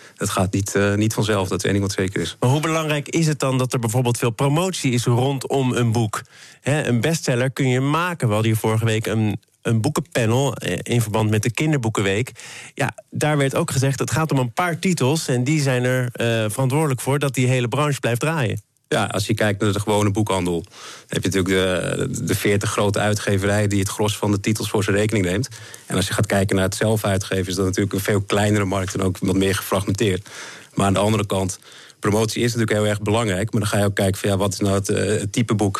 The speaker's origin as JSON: {"language": "Dutch", "country": "Netherlands", "said": "wij zijn als Nederlander"}